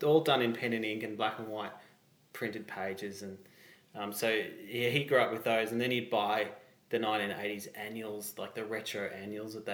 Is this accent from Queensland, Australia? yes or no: no; Geelong, Victoria, Australia; moved away as an adult; now in Melbourne, Australia; Born and bred in Geelong